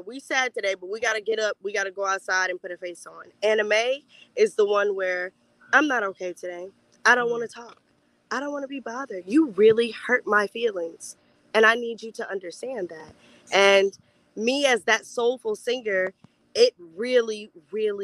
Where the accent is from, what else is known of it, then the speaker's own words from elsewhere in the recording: Fort Mill, South Carolina, United States; I'm originally from Fort Mill, South Carolina. It's a little small town right outside of Charlotte, North Carolina.